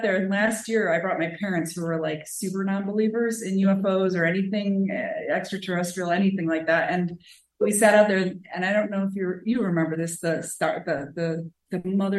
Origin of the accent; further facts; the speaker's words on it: Seattle, Washington, United States; I'm from Seattle, Washington.